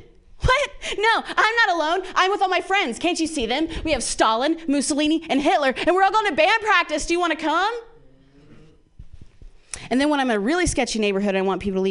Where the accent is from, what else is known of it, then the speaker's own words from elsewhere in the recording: Midwest, United States; Yeah, I grew up in the Midwest and I have two moms.